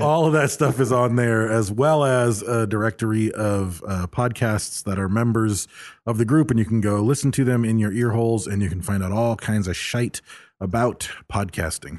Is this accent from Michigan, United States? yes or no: yes; Michigan, United States; I'm from Michigan